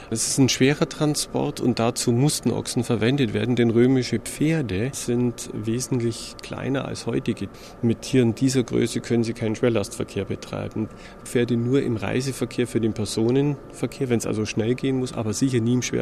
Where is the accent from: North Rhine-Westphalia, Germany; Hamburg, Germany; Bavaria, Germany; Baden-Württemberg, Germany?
Bavaria, Germany; Augsburg; ich bin auch selber Augsburger